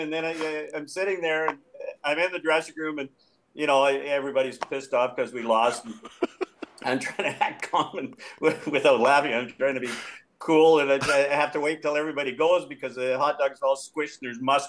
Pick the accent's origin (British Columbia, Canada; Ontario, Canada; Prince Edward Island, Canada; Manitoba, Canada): British Columbia, Canada; Vancouver; I'm from Vancouver